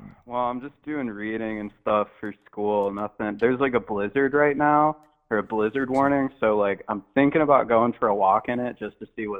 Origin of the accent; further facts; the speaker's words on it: Ohio, United States; now in Montana, United States; I'm originally from Ohio, and there's only, like, deer and shit.